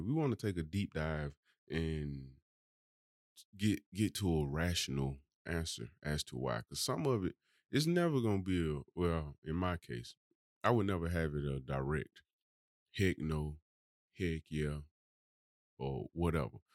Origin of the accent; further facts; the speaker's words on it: Birmingham, Alabama, United States; I'm really from Birmingham. I ain't moved here